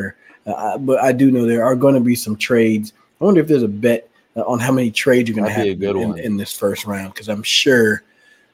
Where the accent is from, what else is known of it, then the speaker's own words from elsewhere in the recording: Dallas, Texas, United States; moved away; also born or lived in Washington; I grew up in the Dallas area